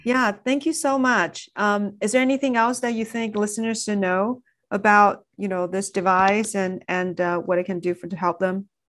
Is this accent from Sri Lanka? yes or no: no; China; moved away; growing up in China